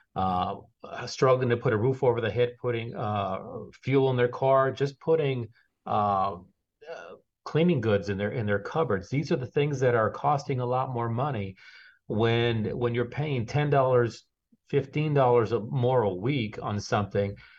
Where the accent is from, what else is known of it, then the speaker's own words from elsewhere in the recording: Texas, United States; moved away as an adult; now in South Florida, United States; growing up the way I grew up in, in Texas, I'm not from here either. I'm a transplant from Texas. I've been here almost twelve years